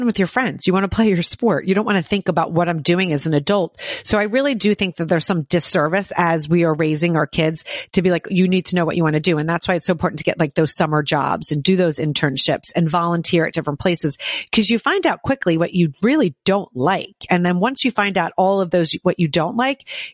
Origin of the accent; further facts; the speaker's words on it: Southern New Jersey, United States; moved away as an adult; also born or lived in New York City; I grew up in New Jersey as well, but down in Southern New Jersey